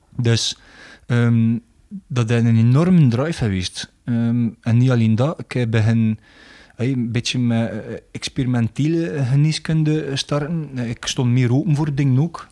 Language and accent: Dutch; Belgium